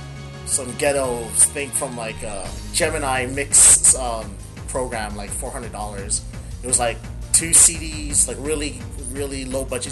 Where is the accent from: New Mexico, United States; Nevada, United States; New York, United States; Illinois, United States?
Nevada, United States; Las Vegas; I'm from Las Vegas, Nevada